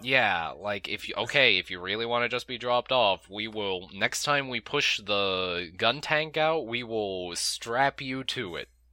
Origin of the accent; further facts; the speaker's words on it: United States; we're american